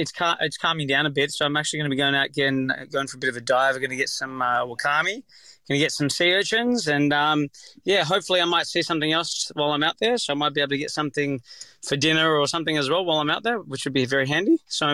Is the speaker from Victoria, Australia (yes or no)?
no; Sydney, New South Wales, Australia; I'm from Sydney, Northern Beaches, so I'm used to just jumping in the water in my shorts up there.